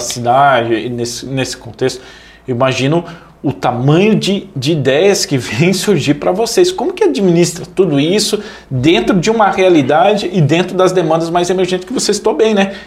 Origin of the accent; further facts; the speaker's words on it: Missal, Paraná, Brazil; moved away as an adult; eu sou de Missal